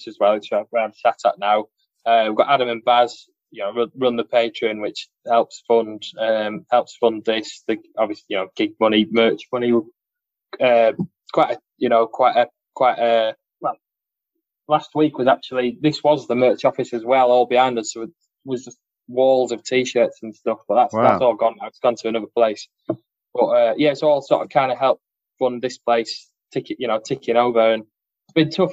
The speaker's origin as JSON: {"language": "English", "town": "Carnforth", "region": "North West England", "country": "United Kingdom", "said": "there's a little town called Carnforth. That's where most of us are from."}